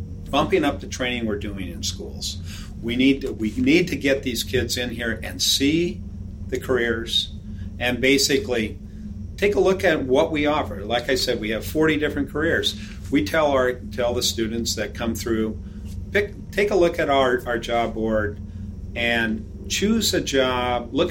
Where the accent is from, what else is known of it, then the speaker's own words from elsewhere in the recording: Red Bluff, California, United States; when I grew up in Red Bluff, we had 6 mills